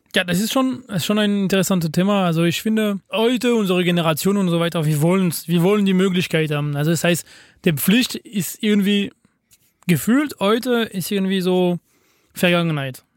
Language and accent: German; France; German is a second language; bei uns in Frankreich